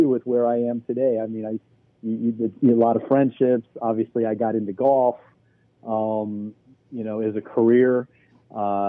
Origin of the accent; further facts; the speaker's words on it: Chicago suburb, Illinois, United States; also born or lived in Indiana; I grew up in Chicago suburb and caddied at a suburban golf club